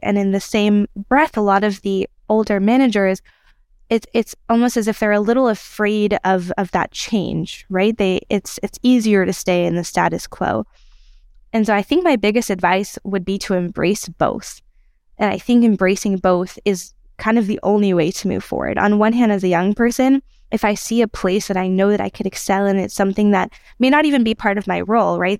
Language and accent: English; United States; moved away as an adult; now in Israel; I'm from America and from Israel, and I've been in Israel for two years now